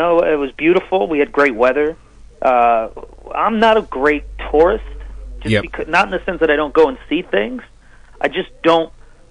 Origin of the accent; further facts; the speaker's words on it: New England, United States; now in Los Angeles, United States; I live in Los Angeles, but I was born and raised in New England